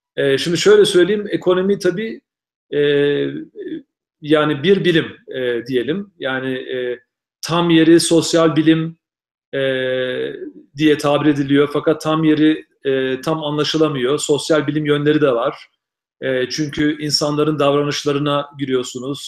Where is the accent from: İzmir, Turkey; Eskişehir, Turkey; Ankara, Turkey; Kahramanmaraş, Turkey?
Ankara, Turkey; moved away as an adult; also born or lived in Istanbul / Boston / Syracuse / West Virginia; now in Reno, United States; hala kendimi Ankaralıyım diyorum. Çünkü Ankara'da doğmadım gerçi ama Ankara'da büyüdüm.